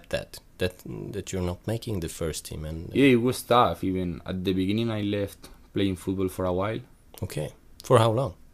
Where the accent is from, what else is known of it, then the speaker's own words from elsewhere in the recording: Sagunto, Valencian Community, Spain; but I am from Sagunto, mm. that is 20 meters. Wait, sorry, 20, 20 kilometers from mm. Valencia. So I was living home.